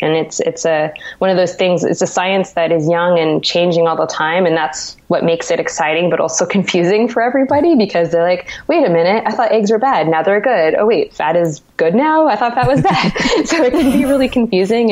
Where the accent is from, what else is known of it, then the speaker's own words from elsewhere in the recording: Santa Cruz, California, United States; now in New York, United States; I'm originally from Santa Cruz, California